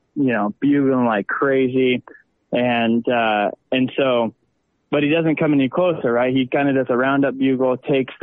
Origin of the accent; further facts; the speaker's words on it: Southwest Nebraska, United States; now in Lincoln, United States; Born and raised in Southwest Nebraska. Currently live in Lincoln, Nebraska.